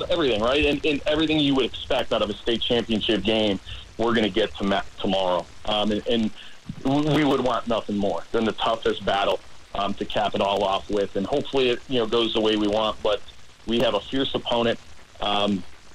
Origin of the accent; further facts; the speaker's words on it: Chicago, Illinois, United States; moved away as an adult; I grew up up in Chicago